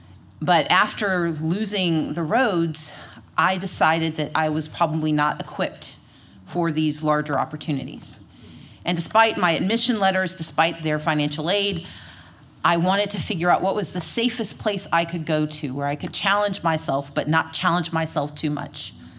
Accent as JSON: {"language": "English", "region": "Mississippi", "country": "United States", "tie": "born or raised there", "also_born_or_lived": "Atlanta, Georgia", "moved": "as an adult", "said": "if you can get through Mississippi, which was my home state"}